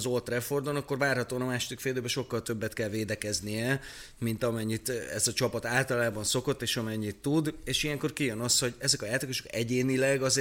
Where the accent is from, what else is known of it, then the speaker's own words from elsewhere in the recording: Veszprém, Veszprém County, Hungary; Veszprémi vagyok